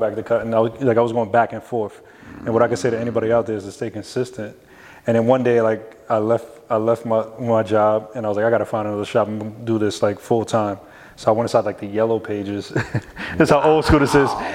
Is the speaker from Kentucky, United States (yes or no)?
no; New York City, New York, United States; I grew up in the Bronx, you know, pretty tough neighborhood